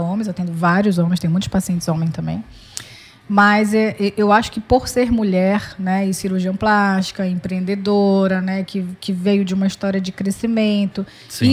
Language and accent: Portuguese; Pará, Brazil; also born or lived in Minas Gerais / Fortaleza; Eu, apesar de eu ter nascido em Minas, mas eu, eu, me criei no Pará desde pequena